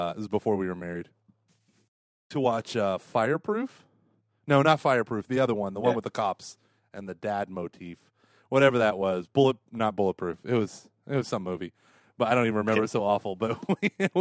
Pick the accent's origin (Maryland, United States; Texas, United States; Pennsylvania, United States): Texas, United States; I'm from Texas